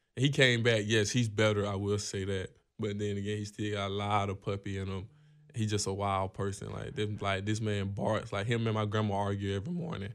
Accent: Georgia, United States; growing up in Georgia

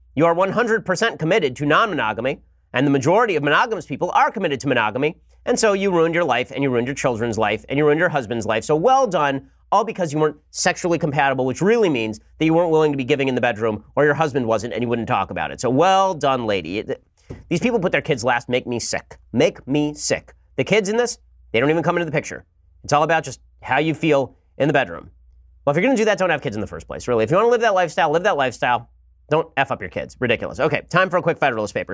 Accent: Los Angeles, California, United States; I'm from Los Angeles

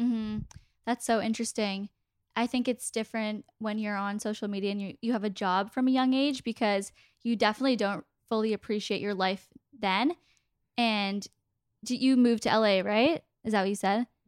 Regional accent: Toronto, Ontario, Canada; We're both from Toronto

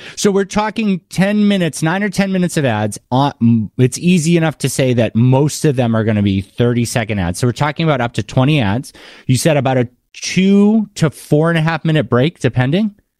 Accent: Massachusetts, United States; moved away; I grew up in Massachusetts

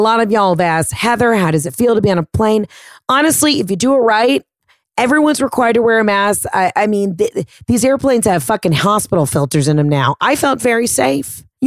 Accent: Georgia, United States; also born or lived in Florida; I am Southern and I grew up in Florida, basically. Well, in Georgia, but we've had a house in Florida forever

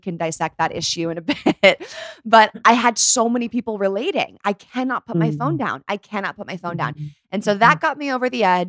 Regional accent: near Palo Alto, California, United States; So I grew up right near Palo Alto

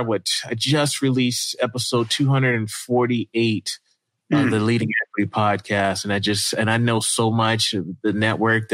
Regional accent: the South, United States; moved away as an adult; now in Idaho, United States; I grew up in the South

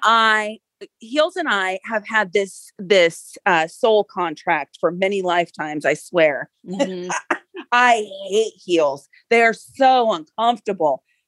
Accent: Seattle, Washington, United States; I grew up in the Pacific Northwest. So I was in Seattle in the grunge circles

